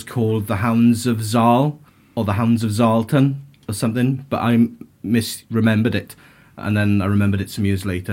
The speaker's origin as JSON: {"language": "English", "town": "Swansea", "region": "Wales", "country": "United Kingdom", "tie": "born or raised there", "said": "We're all from Swansea, pretty much. Like myself, Wayne and Steve, we've known each other since we were about 3, 4, 5 years old"}